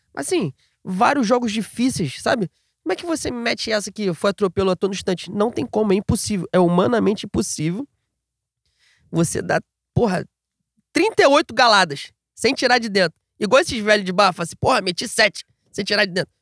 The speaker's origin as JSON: {"language": "Portuguese", "region": "Rio de Janeiro", "country": "Brazil", "tie": "born or raised there", "said": "Nasci no Rio de Janeiro, tem essa cultura carioca de odiar todos eles ao mesmo tempo"}